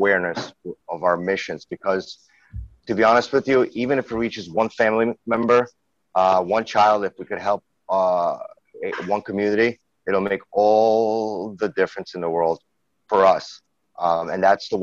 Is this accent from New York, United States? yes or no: yes; New York City, New York, United States; also born or lived in St. Petersburg, Russia; that's how we grew up in Brooklyn, New York. I'm from Brooklyn.